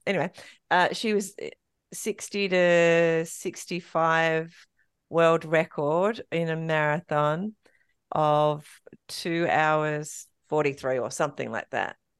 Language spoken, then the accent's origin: English; King Island, Tasmania, Australia; also born or lived in Melbourne; now in Tasmania, Australia; I grew up on King Island, but um, my family came from Melbourne to go to King Island, and then uh, my mum went away, had me in Melbourne, and then came back to King Island.